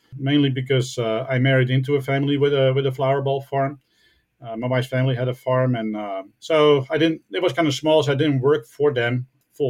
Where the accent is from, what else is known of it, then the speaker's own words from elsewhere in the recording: Netherlands; I'm from the Netherlands